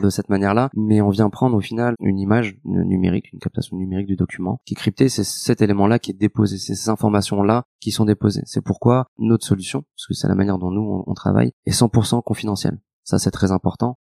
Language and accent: French; Lyon, Auvergne-Rhône-Alpes, France; je suis lyonnais euh, d'origine.